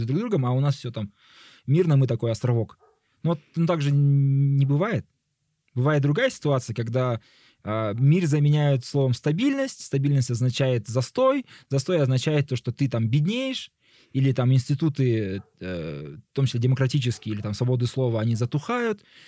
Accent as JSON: {"language": "Russian", "country": "Kazakhstan"}